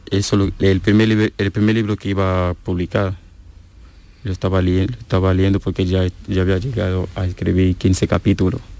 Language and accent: Spanish; Cameroon; Spanish is a second language; me viene la historia, eh, una historia que, ha ocurrido en mi país, una historia muy famosa que conoce casi todo lo que vive en la ciudad de Duala.